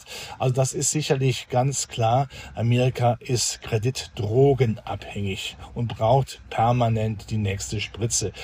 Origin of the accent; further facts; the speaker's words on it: Germany; bei uns in Deutschland